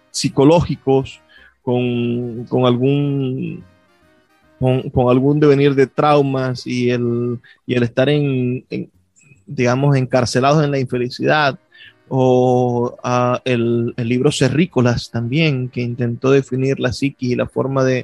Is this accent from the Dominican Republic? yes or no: no; Venezuela; entre quienes somos como, como venezolanos, como ciudadanos